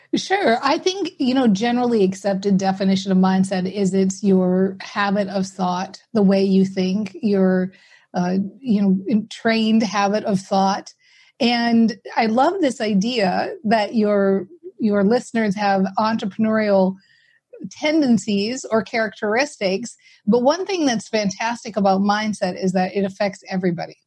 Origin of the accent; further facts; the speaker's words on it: Minnesota, United States; i'm very practical from Minnesota, right? So we're very practical people here